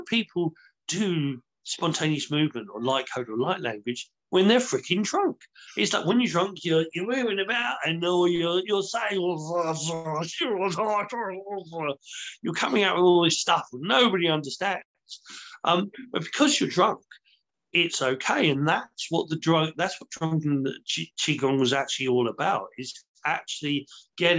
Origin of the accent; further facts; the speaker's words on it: United Kingdom; we're British